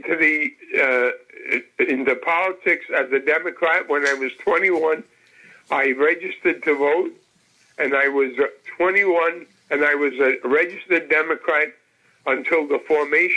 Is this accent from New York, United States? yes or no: yes; New York City, New York, United States; I grew up in the Lower East Side.